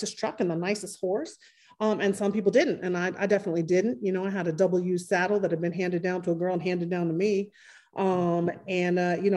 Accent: Oakland, California, United States; I'm a Black cowgirl born and raised in Oakland, California

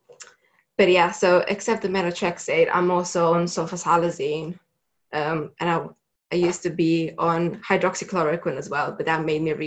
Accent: Romania; moved away as an adult; I'm originally from Romania

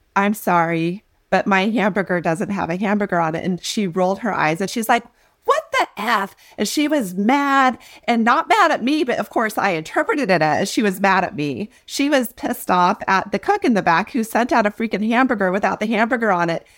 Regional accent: North Platte, Nebraska, United States; I grew up in North Platte, Nebraska in a double-wide

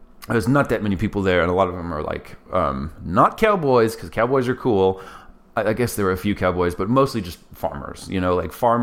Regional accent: Greeley, Colorado, United States; I was born in Greeley, Colorado, which is northern Colorado

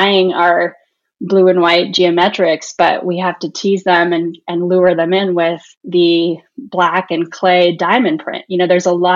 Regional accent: Pasadena, California, United States; I grew up in Pasadena in Southern California

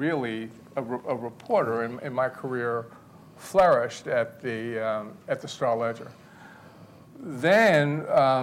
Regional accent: Montclair, New Jersey, United States; my sister and I grew up in Montclair

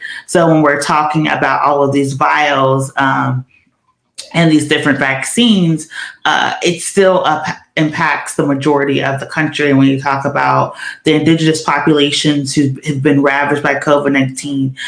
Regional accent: Georgia, United States; now in Pennsylvania, United States; my home state of Georgia

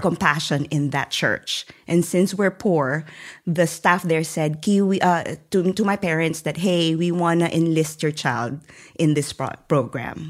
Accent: central Philippines, Philippines; moved away as an adult; I was born and raised in a very poor family, um, in the middle part of the Philippines

